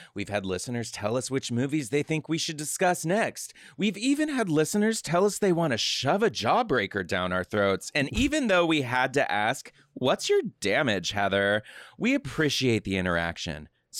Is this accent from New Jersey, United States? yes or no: no; Texas, United States; No, I grew up in Texas.